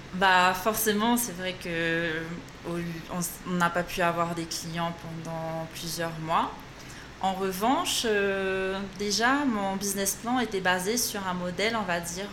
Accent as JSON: {"language": "French", "country": "French Polynesia", "also_born_or_lived": "Bordeaux, France", "moved": "as an adult", "said": "ici, à Tahiti, on a une classe préparatoire au lycée Paul Gauguin qui nous donne euh, l'opportunité de passer les concours"}